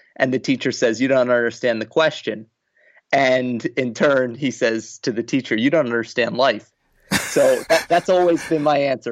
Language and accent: English; New Jersey, United States; moved away as an adult; also born or lived in Boston; a school in my home state in New Jersey